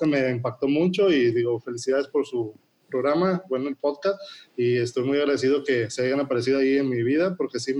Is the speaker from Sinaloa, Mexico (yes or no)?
no; Escobedo, Nuevo León, Mexico; soy de Escobedo